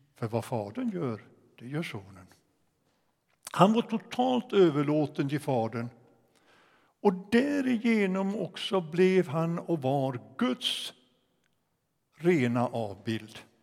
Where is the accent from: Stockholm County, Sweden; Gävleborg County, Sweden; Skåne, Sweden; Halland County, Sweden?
Gävleborg County, Sweden; Ockelbo; moved away as an adult; also born or lived in Sollentuna; sen jag hade sjungit den hemma i Ockelby, Missionskyrkan